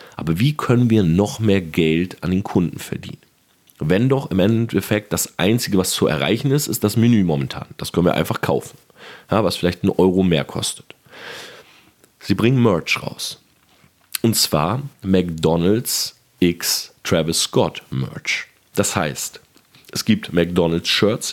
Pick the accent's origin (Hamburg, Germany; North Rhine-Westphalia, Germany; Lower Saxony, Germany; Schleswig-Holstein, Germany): Lower Saxony, Germany; Delmenhorst; moved away; also born or lived in Oldenburg; Ich komme selber ja aus Delmenhorst. Ich habe in Oldenburg studiert